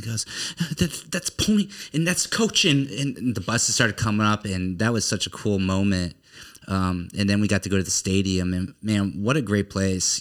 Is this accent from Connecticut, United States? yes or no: yes; Connecticut, United States; moved away; I'm from Connecticut